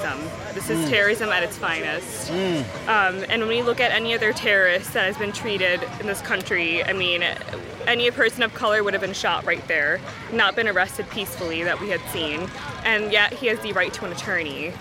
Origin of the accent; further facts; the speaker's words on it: Amherst, New York, United States; I'm from Amherst, New York